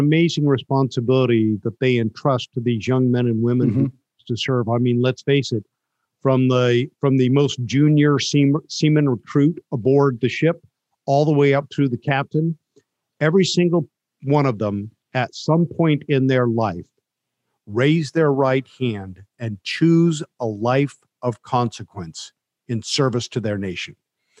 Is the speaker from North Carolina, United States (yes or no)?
no; Carson City, Nevada, United States; I grew up in Carson City, Nevada.